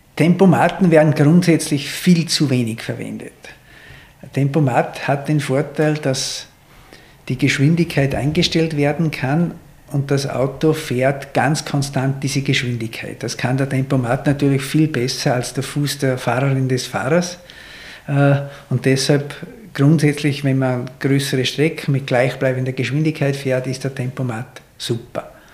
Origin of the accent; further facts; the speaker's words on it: Austria; wie wir Österreicher sagen